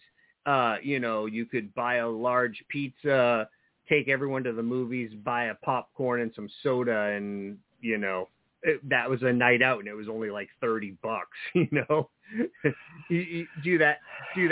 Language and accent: English; New Jersey, United States; now in Maine, United States; well, New Jersey, but I've lived in Maine for quite a while now